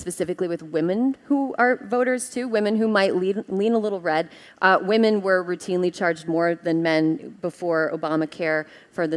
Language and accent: English; Wisconsin, United States; moved away; my home state, Wisconsin